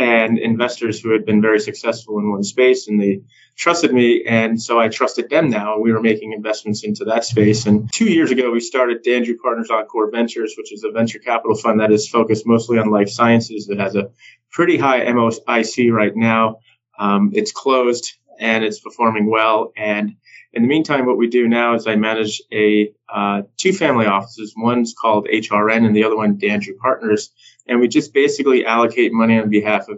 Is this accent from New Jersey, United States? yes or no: no; New York, United States; moved away as an adult; now in Las Vegas, United States; I'm born and raised in New York. I've lived in New York City up until recently.